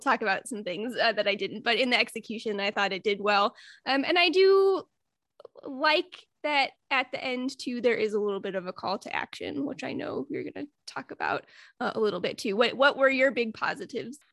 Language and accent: English; Midwest, United States; I'm from the Midwest.